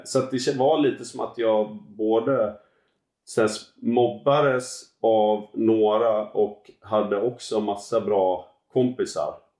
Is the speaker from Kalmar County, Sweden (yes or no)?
no; Gothenburg archipelago, Västra Götaland, Sweden; Jag växte upp ute i Göteborgs skärgård.